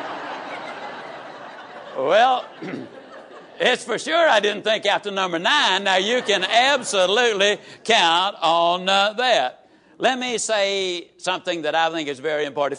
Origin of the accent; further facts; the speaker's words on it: Yazoo City, Mississippi, United States; I can tease about my hometown because it has been so productive